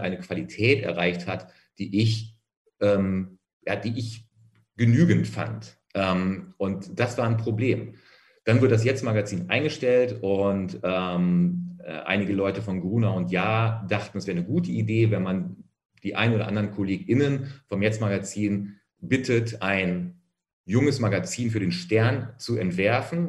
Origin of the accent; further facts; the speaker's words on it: Minden, North Rhine-Westphalia, Germany; außerhalb von Minden, wo ich aufgewachsen bin